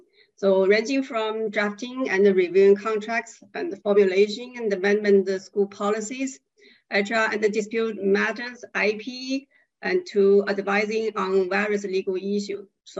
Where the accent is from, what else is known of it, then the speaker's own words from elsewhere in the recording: China; I'm from China.